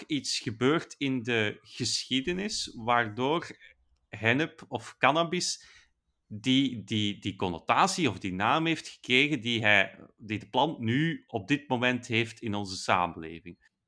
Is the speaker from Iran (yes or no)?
no; Belgium; als Belg